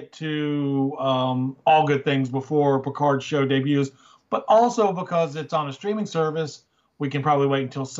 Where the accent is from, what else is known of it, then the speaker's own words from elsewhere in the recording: the South, United States; I grew up in the South